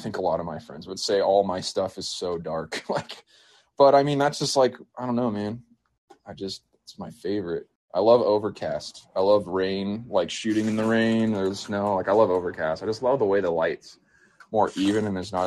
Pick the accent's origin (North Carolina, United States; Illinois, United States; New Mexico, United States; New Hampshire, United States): New Mexico, United States; I grew up here in New Mexico growing up.